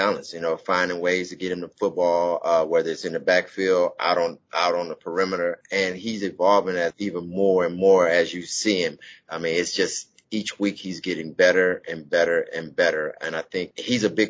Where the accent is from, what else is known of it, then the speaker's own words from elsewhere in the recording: Houston, Texas, United States; moved away; the great state of Texas. That's my hometown